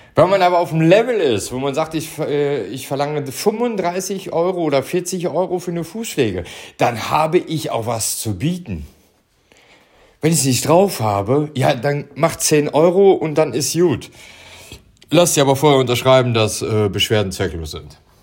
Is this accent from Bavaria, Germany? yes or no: no; Stolberg, North Rhine-Westphalia, Germany; ich komme hier aus Stolberg, äh, Büßbach, also Stolberg hier im Rheinland. Äh, ja, nicht im Harz, sondern hier bei Aachen.